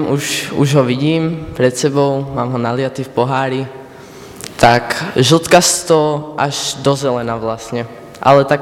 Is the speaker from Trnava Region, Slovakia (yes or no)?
yes; Záhorie, near Skalica, Kúty?, Trnava Region, Slovakia; accent: Záhorie dialect; pochádzam ze Záhora, od Skalice, som konkrétne z Ekbelu